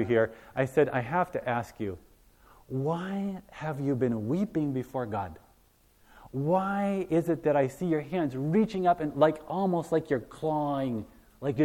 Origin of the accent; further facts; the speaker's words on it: Hawaii, United States; I was born and raised in Hawaii.